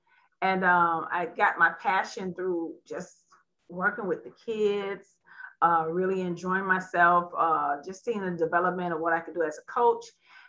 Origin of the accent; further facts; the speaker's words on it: Miami, Florida, United States; I'm from Miami, Florida.